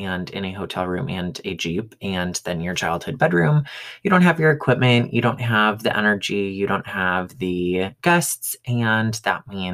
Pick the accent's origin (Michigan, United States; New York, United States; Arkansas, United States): Michigan, United States; now in Colorado, United States; growing up in Michigan